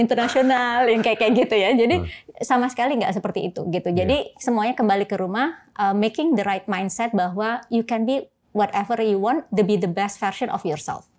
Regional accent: Surabaya, East Java, Indonesia; moved away as an adult; now in Jakarta, Indonesia; saya lahir dan besar di Surabaya

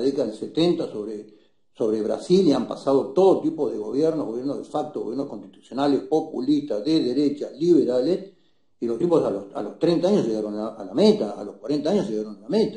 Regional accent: Argentina; los argentinos hace décadas que no hablamos del largo plazo

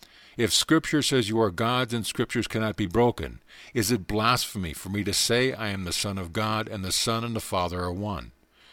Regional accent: Barbados; born there; I have experienced a physical birth, for I was born in Barbados, and just as you, I know the limitations of the flesh.

